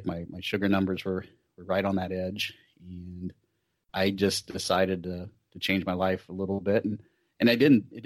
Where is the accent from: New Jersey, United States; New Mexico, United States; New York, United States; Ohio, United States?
Ohio, United States; Columbus; It's probably my hometown race. The Cap City Half Marathon is a quarter marathon as well. It's here in downtown Columbus.